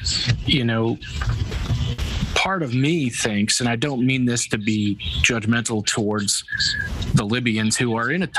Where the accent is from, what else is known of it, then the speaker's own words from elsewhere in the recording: United States; as an American, that's the mindset where it's inbred.